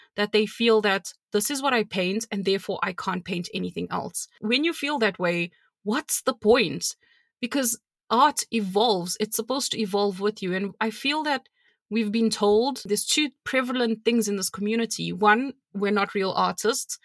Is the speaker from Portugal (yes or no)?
no; South Africa; I'm South African